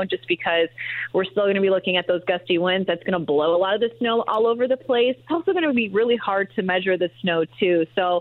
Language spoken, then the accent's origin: English; Chicago, Illinois, United States; now in Indiana, United States; I'm actually from Chicago